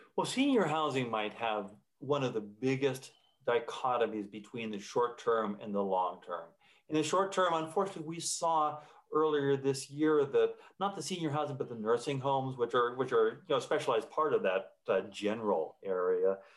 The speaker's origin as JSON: {"language": "English", "country": "United States", "said": "as an American"}